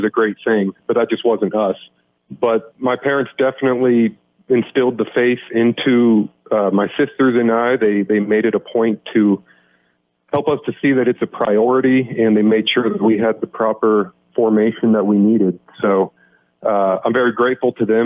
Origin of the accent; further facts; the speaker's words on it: Manhattan, Kansas, United States; I grew up in Manhattan